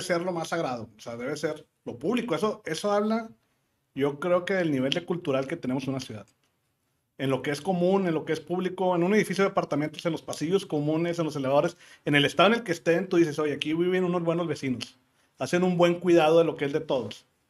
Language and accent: Spanish; Monterrey, Nuevo León, Mexico; also born or lived in Texas, United States / California, United States; nosotros los que somos regiomontanos